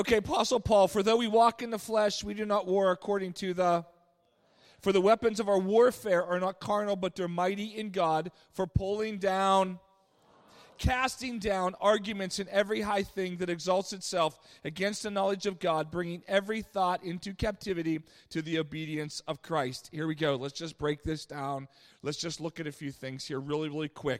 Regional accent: Pittsburgh, Pennsylvania, United States; I grew up in Pittsburgh

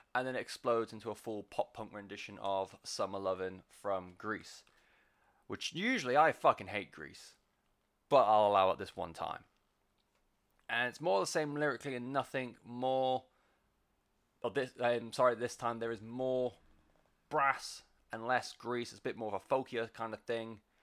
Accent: West Country, South West England, United Kingdom; I'm from the West Country. We don't do R's and W's very well

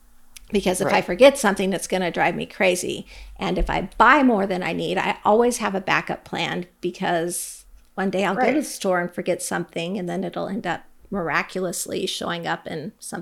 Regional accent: Alaska, United States; I'm from Alaska

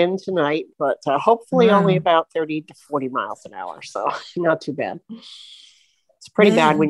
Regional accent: Florida, United States; Oh, I'm from Florida.

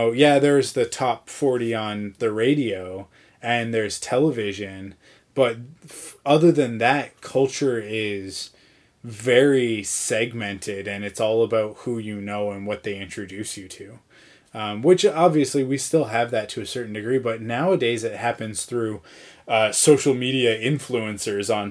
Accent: Canada; I am Canadian

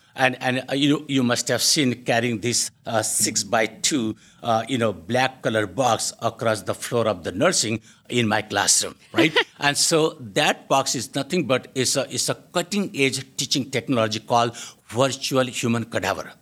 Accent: India; moved away as an adult; also born or lived in United Kingdom; now in Canada; I grew up in India

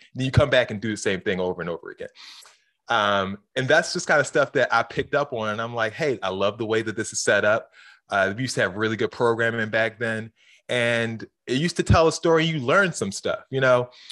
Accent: Baltimore, Maryland, United States; growing up in Baltimore

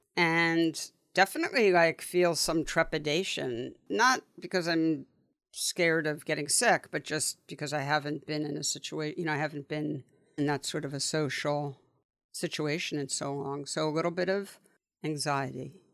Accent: New York City, New York, United States; I grew up, you and I grew up really close to each other. but I went to school growing up in the West Village, and so the Upper West Side to the West Village was like, that was, that was all I knew

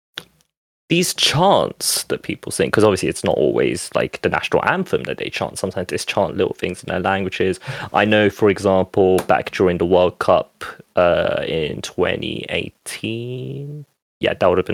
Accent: United Kingdom; also born or lived in France; I count myself British too, because I've been here for most of my life. You know, I've been here since I was five

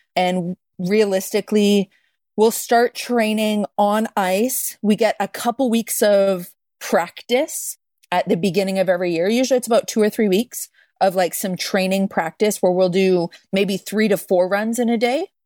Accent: Calgary, Alberta, Canada; I grew up in Calgary

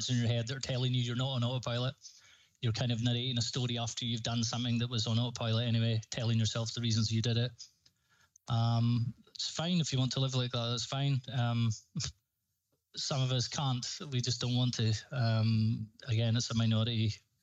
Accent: Highlands, Scotland, United Kingdom; If people haven't noticed my voice, I'm from Scotland. I'm from the Highlands in Scotland.

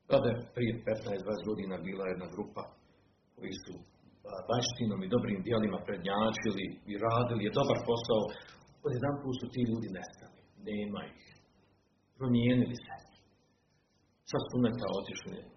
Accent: Bosnia & Herzegovina

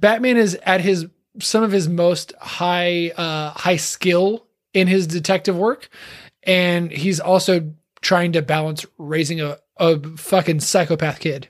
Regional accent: Texas, United States; when I grew up in Texas, I grew up in a, what is now a, an incredibly suburban town

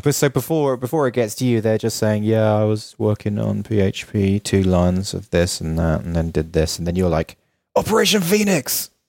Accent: London, United Kingdom; now in Los Angeles, United States; I'm from London

